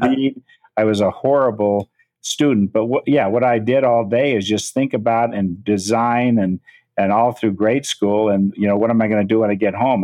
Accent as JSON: {"language": "English", "town": "Menlo Park", "region": "California", "country": "United States", "tie": "born or raised there", "also_born_or_lived": "San Francisco", "said": "I was born in San Francisco, moved to Menlo Park, the country, uh, in 1951."}